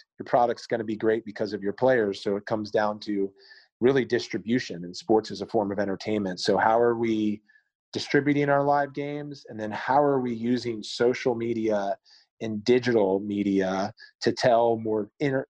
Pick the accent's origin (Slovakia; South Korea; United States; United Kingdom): United States; Maryland; I grew up in Maryland